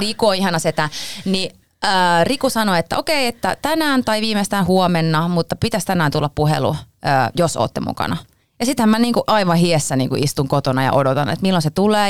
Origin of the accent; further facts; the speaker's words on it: Pori, Satakunta, Finland; now in Helsinki, Finland; Minä olen Porista lähtöisin